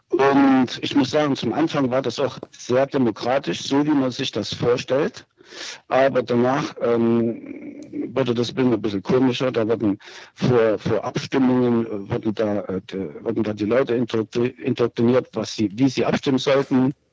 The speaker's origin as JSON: {"language": "German", "country": "Germany", "tie": "born or raised there", "said": "Ja, also ich bin in der DDR aufgewachsen und ähm, hatte Kontakt mit, dem, mit der Diktatur hier auch."}